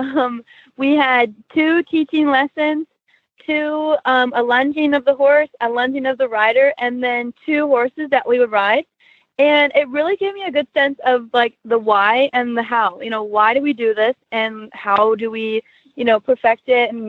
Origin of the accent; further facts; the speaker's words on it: Louisville, Ohio, United States; I'm from Louisville, Ohio